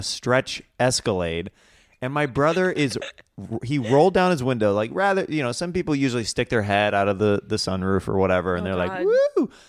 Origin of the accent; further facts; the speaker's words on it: Kansas, United States; I'm from Kansas.